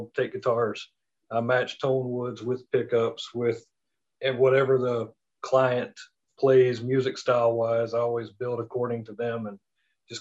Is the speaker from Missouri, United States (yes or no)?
no; Mississippi, United States; moved away as an adult; also born or lived in Denver, Colorado; I'm from Mississippi. Born and raised, lived all over the country